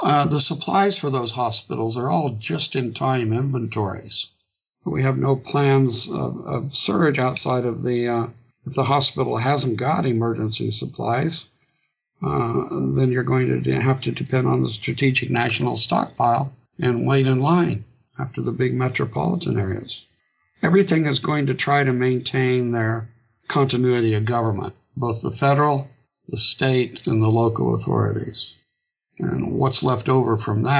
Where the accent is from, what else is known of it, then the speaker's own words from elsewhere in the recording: Illinois, United States; my hometown of 18,000 people in Illinois